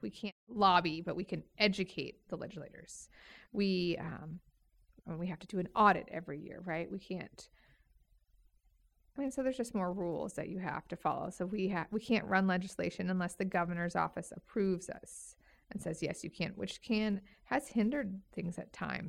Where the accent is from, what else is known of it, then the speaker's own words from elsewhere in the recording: Woodinville, Washington, United States; moved away as an adult; also born or lived in Seattle; now in Idaho, United States; I grew up in Woodinville, Monroe area